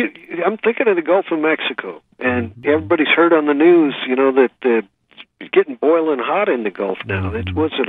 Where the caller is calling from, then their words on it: Guam; Well, I'm calling you from Guam, so I can only tell you that it's a little after 5.